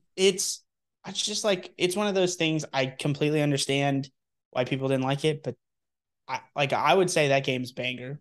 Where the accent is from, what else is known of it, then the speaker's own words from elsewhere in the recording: Texas, United States; moved away; I am born and raised in Texas